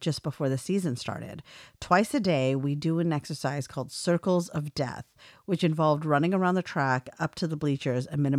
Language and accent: English; Arizona, United States; I'm from Arizona originally and grew up eating chimichangas.